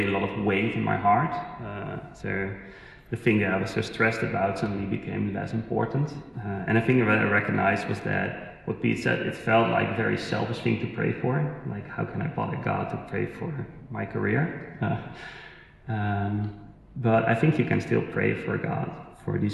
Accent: Netherlands; moved away as an adult; So we moved here 2.5 years ago. We're originally from the Netherlands

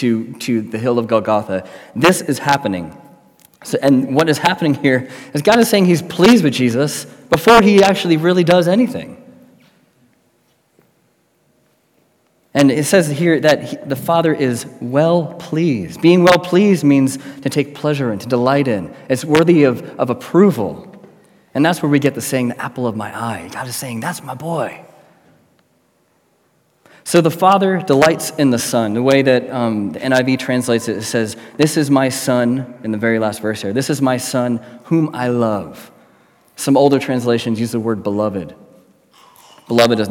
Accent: United States; moved away as an adult; now in Manchester, United Kingdom; as an American

